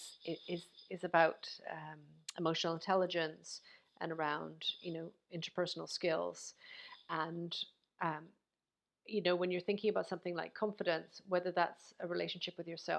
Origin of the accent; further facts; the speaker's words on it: Canada; now in United Kingdom; I know I'm in the UK right now, although I'm from Canada, I'm here in the UK